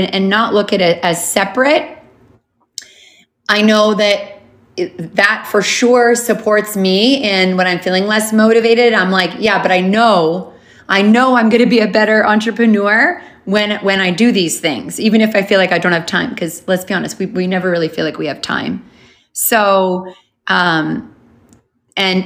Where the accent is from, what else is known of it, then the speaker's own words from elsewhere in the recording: Canada; moved away as an adult; also born or lived in Honolulu, Hawaii; I grew up in Canada. I moved to Honolulu, Hawaii